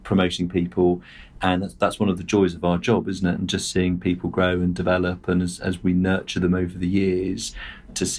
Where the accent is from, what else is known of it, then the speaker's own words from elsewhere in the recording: Surrey, South East England, United Kingdom; I'm a white male. I grew up in Surrey